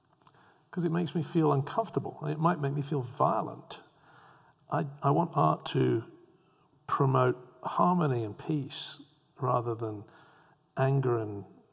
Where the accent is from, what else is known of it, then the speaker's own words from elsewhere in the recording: England, United Kingdom; You know, I grew up in England where the Tate Gallery famously presented a collection of bricks on the floor.